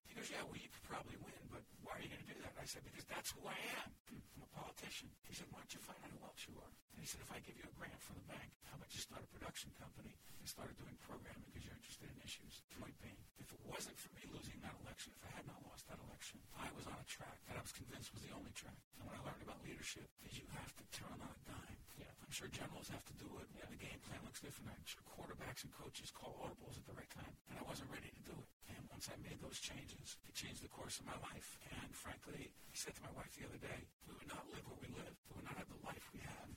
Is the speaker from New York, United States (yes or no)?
no; Newark, New Jersey, United States; In the city I was born and raised in Newark, New Jersey.